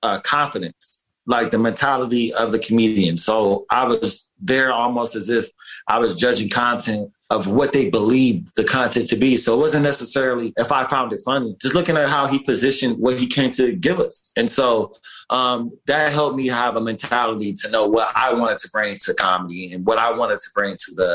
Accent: Detroit, Michigan, United States; now in New York City, United States; Growing up in Detroit, Michigan

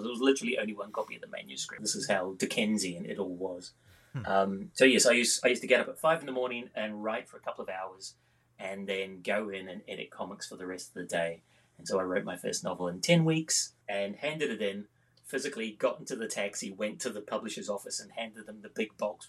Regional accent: New Zealand; now in Scotland, United Kingdom; I've been writing for a very long time. I grew up in New Zealand. I've got a very well-travelled accent, as a consequence of which I've lived in the UK 33 years and in Scotland 23 years

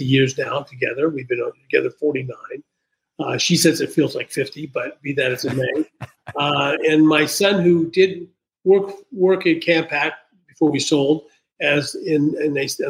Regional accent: Wichita, Kansas, United States; moved away as an adult; also born or lived in California / New York; I am calling from Wichita, Kansas, which is a town where I was born.

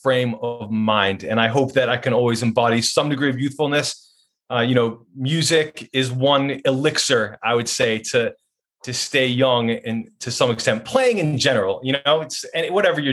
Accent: Waterville, Maine, United States; now in Portland, United States; living in Portland, Maine, and you know, I grew up in Waterville, so it's great to be in my home state

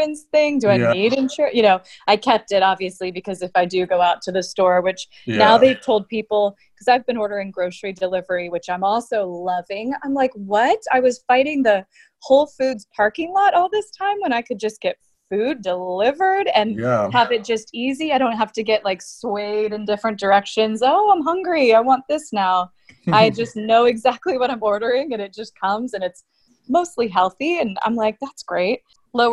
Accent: Atlanta, Georgia, United States; moved away; I grew up in Atlanta mostly, but I've lived in a couple different places

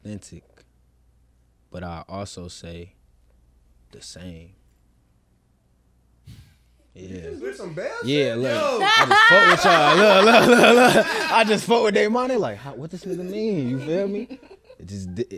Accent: Chicago, Illinois, United States; I'm from West Garfield Park

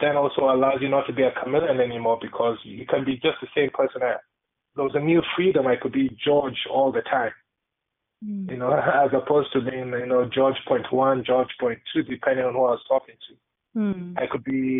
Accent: Kenya; growing up, I grew up in Kenya

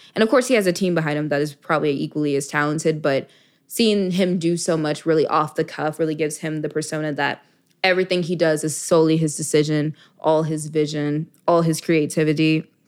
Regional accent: Dallas, Texas, United States; moved away as an adult; also born or lived in Miami, Florida; I'm from Dallas, Texas originally.

